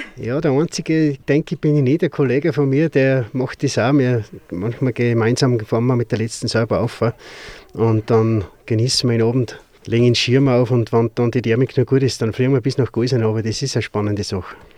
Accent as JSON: {"language": "German", "country": "Austria", "said": "als Österreicher"}